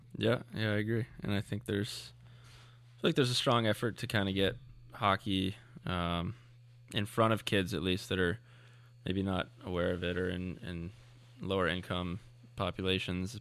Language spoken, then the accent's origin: English; Plano, Texas, United States; born or raised there; moved away